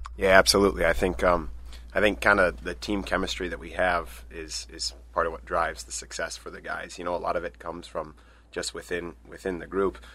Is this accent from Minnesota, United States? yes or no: yes; Stillwater, Minnesota, United States; moved away as an adult; now in Eau Claire, United States; I'm originally from Stillwater, Minnesota, so just across the border